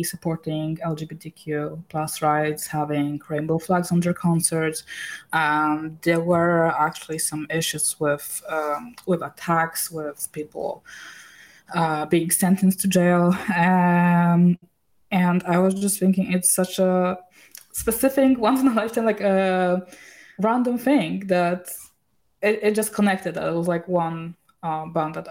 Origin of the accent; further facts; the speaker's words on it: Poland; moved away as an adult; now in Sweden; I was born in Poland